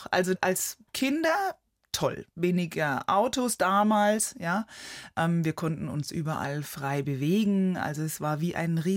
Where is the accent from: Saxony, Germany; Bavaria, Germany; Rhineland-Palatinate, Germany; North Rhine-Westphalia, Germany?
Bavaria, Germany; Neuschleichach; Ja, also immer wenn ich Vorträge halte, dann frage ich auch die Leute, ob sie Neuschleichach kennen.